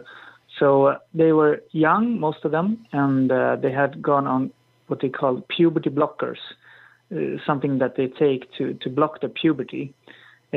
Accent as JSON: {"language": "English", "country": "Sweden", "said": "I'm from Sweden"}